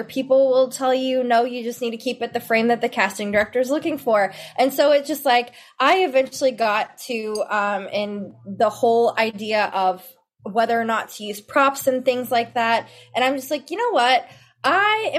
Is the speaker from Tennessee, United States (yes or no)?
yes; Memphis, Tennessee, United States; moved away as an adult; now in Dallas-Fort Worth, United States; And I'm originally from Memphis, Tennessee, and I'm here in the Dallas-Fort Worth area now.